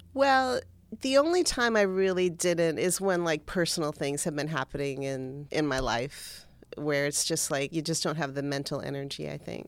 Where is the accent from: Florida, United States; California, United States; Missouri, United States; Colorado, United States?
Florida, United States; Cutler Ridge; I grew up in Cutler Ridge, that's in South Florida